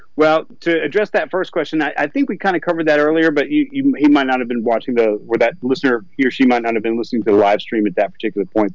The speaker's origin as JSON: {"language": "English", "area": "Southern Appalachians", "region": "Northeast Georgia", "country": "United States", "tie": "born or raised there", "said": "I grew up in Northeast Georgia in the Southern Appalachians."}